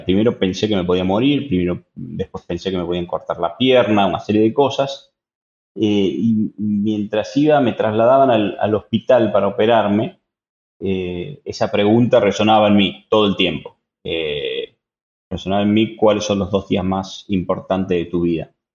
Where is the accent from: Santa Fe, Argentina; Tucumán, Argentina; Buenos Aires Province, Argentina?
Tucumán, Argentina; soy un tucumano